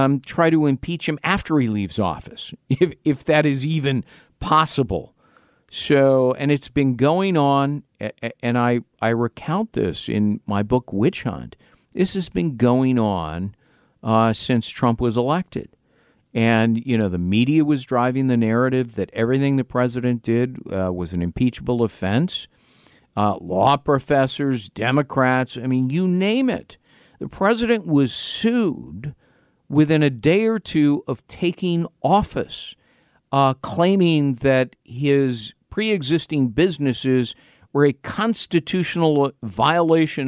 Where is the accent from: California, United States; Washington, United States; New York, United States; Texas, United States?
California, United States; moved away; my home state of California, where I lived for three decades